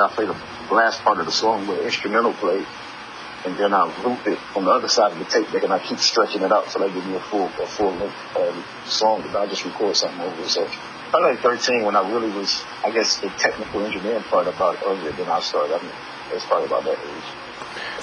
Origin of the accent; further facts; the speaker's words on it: Tuscaloosa, Alabama, United States; also born or lived in Detroit; I came to Tuscaloosa, my hometown.